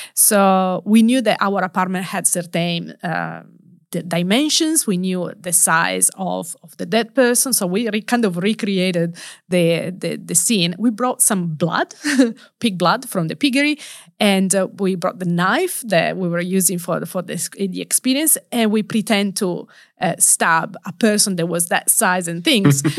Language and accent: English; Turin, Piedmont, Italy; English is a second language; moved away; home country. So, Turi in the northwest of Italy